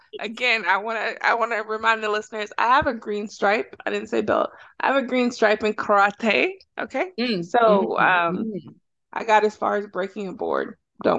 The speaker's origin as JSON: {"language": "English", "region": "Texas", "country": "United States", "said": "I am from Texas"}